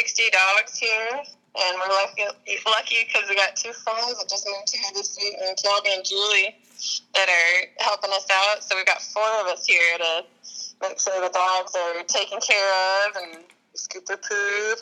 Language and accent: English; Iowa City, Iowa, United States; moved away; I grew up in Iowa City